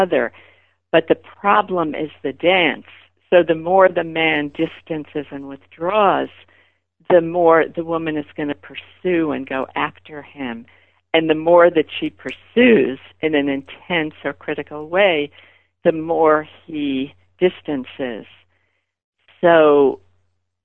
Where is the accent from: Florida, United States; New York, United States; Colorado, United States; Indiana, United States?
New York, United States; New York City; growing up in Brooklyn